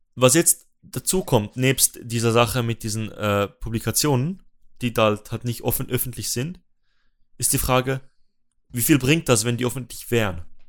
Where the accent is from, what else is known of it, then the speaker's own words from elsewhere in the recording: Switzerland; dass ich als Schweizer